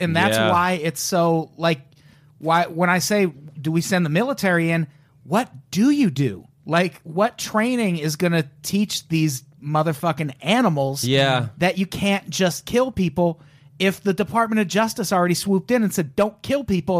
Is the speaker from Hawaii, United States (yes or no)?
no; Peoria, Illinois, United States; I grew up in Illinois